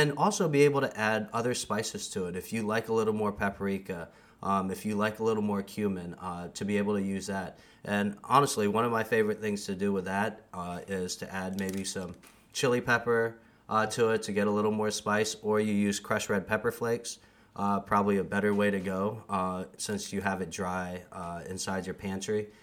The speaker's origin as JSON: {"language": "English", "country": "United States", "said": "I'm from the States"}